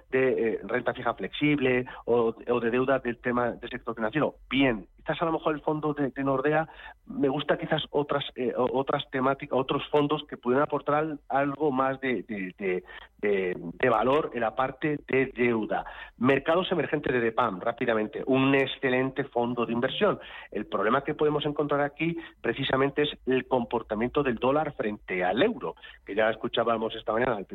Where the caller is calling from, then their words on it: Madrid, Community of Madrid, Spain; de Madrid.